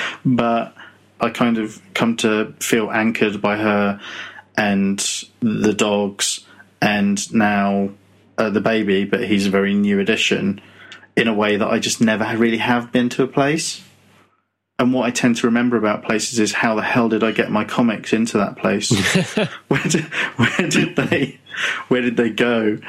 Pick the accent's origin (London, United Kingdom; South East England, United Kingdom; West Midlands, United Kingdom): London, United Kingdom; Muswell Hill; born there; I think I was born in Muswell Hill. I was born in a hospital. But I think I lived in my gran's house for the first few years of my life